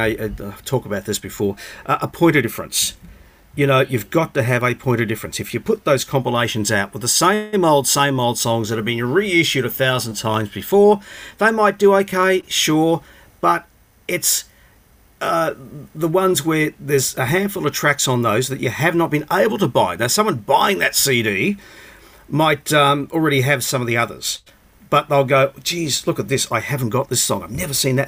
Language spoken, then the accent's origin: English; Brisbane, Queensland, Australia; me, I guess, growing up in Brisbane